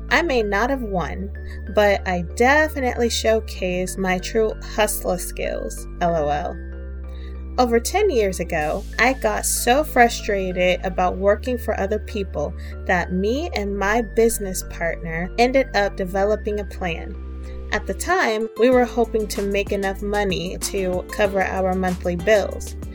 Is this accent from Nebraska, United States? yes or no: no; Austin, Texas, United States; moved away as an adult; This journey was not easy, when I left my hometown of Austin, Texas, to attend Morris Brown College in Atlanta, I ended up completing my bachelor's at Georgia State University.